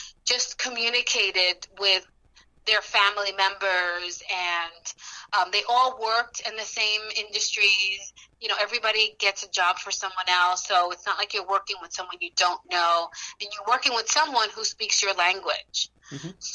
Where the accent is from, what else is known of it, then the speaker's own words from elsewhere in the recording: New York City, New York, United States; they came to Corona, Queens, which is where the majority of the Dominicans lived at that time. It was either Corona, Queens or Washington Heights. And so they lived in Corona, Queens for the majority of their time. And that's where I was born and raised